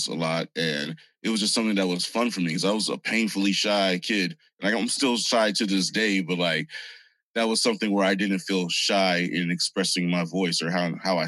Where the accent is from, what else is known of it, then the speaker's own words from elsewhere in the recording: San Bernardino, California, United States; also born or lived in Hollywood, California / Inglewood, California / Whittier, California; I grew up in San Bernardino